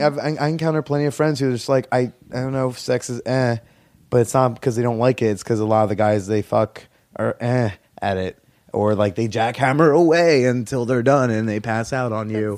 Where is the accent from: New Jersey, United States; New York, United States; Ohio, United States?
New Jersey, United States; moved away; if I go home to Jersey to, like, my hometown